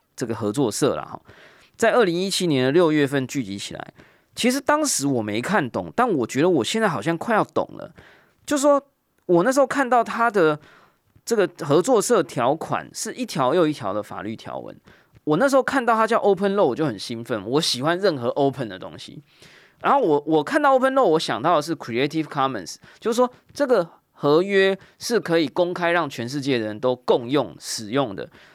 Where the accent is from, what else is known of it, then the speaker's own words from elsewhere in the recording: Taiwan; 我们作为一个台湾人或台湾听众